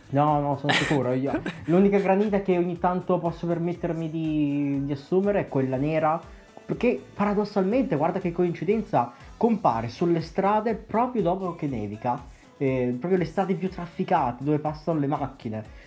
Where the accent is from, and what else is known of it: a small town in the Mantua area, Lombardy, Italy